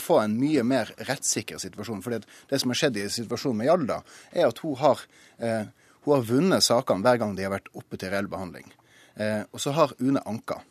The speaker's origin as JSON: {"language": "Norwegian", "town": "Tromsø", "region": "Troms", "country": "Norway", "said": "Jeg kommer jo fra Tromsø"}